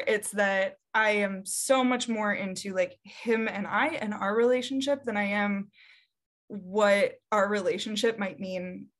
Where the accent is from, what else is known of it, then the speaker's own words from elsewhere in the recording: Midwest, United States; You know, I'm from the Midwest, and so you'll see like, I love my linemen or whatever.